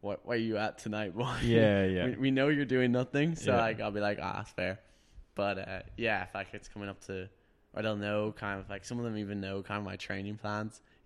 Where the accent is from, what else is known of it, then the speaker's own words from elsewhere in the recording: Wicklow, Leinster, Ireland; I'm from Wicklow.